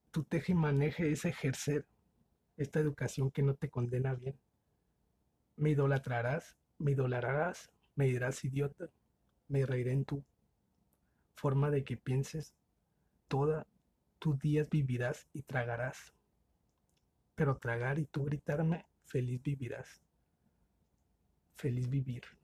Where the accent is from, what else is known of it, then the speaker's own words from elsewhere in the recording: Mexicali, Baja California, Mexico; Saludos. Eh, soy de Mexicali.